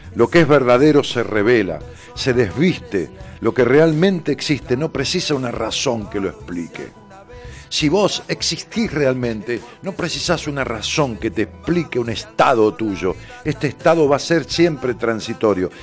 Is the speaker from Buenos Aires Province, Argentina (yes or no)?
yes; Ramos Mejía, Buenos Aires Province, Argentina; un cine de mi barrio, allá en mi pueblo, en Ramos Mejía